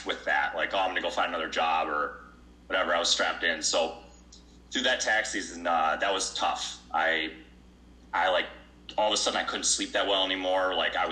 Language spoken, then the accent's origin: English; Brighton, Michigan, United States; I'm from Brighton, Michigan, coming to you live